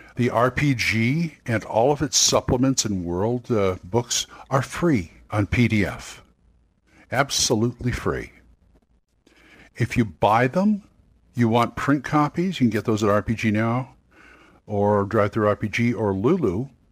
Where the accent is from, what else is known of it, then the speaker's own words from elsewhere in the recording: Long Beach, California, United States; now in Oklahoma City, United States; I came from California. I'm from Long Beach. I'm living in Oklahoma City right now